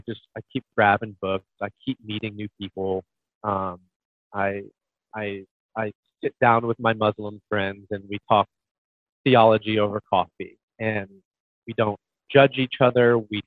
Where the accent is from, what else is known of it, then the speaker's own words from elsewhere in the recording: Midwest, United States; I'm from the Midwest, full on Bible Belt, so I get a lot of backlash for this.